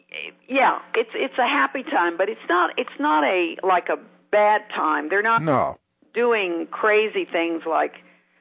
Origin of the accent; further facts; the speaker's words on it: Dallas, Texas, United States; now in Israel; And I came from Dallas, where you couldn't even walk down the streets back in 1967 at night in certain parts of the city.